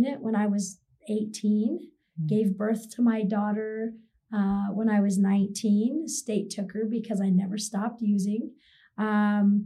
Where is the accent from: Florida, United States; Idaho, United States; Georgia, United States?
Idaho, United States; now in Utah, United States; I'm from Idaho